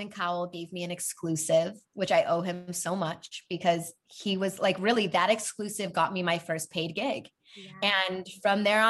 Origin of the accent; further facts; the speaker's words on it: Chicago, Illinois, United States; moved away as an adult; also born or lived in Madison, Wisconsin; now in Los Angeles, United States; So I grew up in Chicago, born and raised, very proud Chicagoan